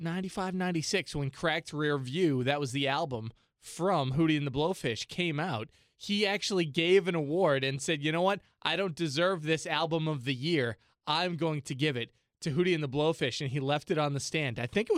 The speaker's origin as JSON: {"language": "English", "town": "Boston", "region": "Massachusetts", "country": "United States", "tie": "born or raised there", "said": "So I grew up in Boston, Massachusetts."}